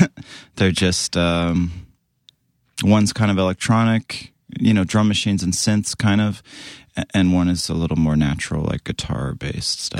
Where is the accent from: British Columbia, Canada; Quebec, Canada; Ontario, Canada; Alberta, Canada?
British Columbia, Canada; near Vancouver; I grew up in Canada, West Co-, like, it's kinda near Vancouver